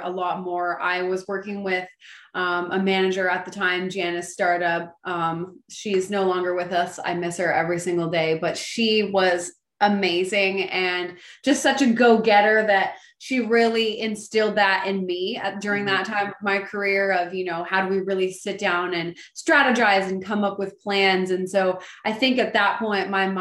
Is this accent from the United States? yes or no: no; Oakville, Ontario, Canada; I grew up in Oakville, Ontario